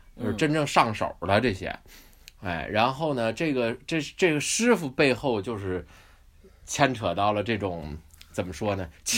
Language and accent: Chinese; Beijing, China; now in New Zealand; 就跟我小时候在北京